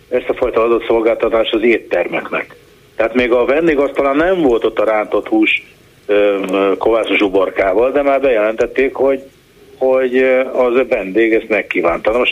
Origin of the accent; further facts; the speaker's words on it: Budapest, Hungary; Hát ez, én itt, itt élek, Pesten nőttem föl egyébként, de én itt élek 30 éve